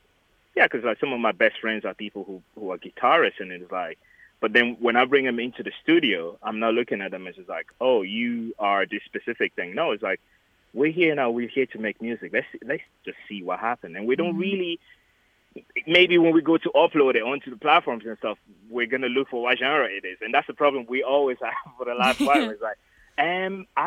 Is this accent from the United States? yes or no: no; Limerick, Munster, Ireland; Limerick City, my hometown.